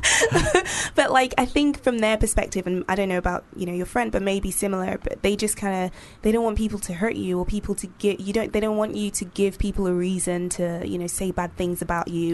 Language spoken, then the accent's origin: English; Nigeria; I grew up in Nigeria